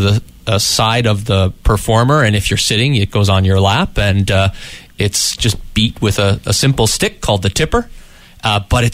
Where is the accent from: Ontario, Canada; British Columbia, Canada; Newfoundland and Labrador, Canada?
Newfoundland and Labrador, Canada; growing up in Newfoundland, we entertained ourselves when I was a kid